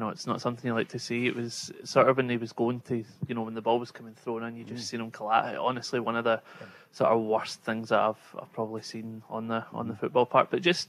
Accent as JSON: {"language": "English", "town": "Glasgow", "region": "Scotland", "country": "United Kingdom", "said": "I'm from Glasgow."}